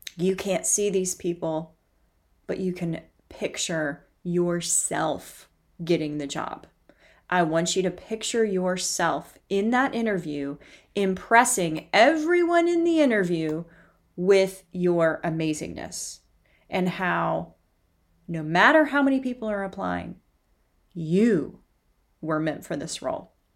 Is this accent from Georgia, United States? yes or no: no; Knoxville, Tennessee, United States; I grew up in Knoxville, Tennessee